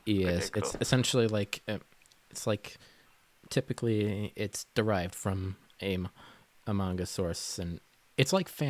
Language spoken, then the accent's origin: English; Bermuda; now in Massachusetts, United States; I'm from a British colony